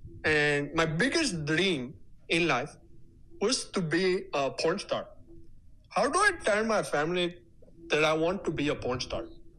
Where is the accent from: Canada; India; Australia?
India; Rajasthan; I'm from Rajasthan, India.